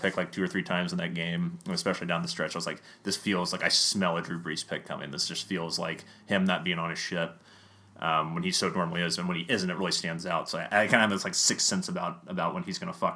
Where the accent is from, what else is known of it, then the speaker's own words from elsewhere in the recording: Atlanta, Georgia, United States; we're from Atlanta